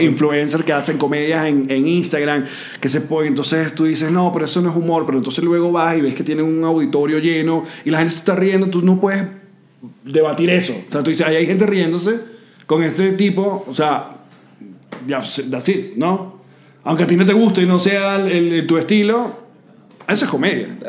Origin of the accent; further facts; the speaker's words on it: Venezuela; el venezolano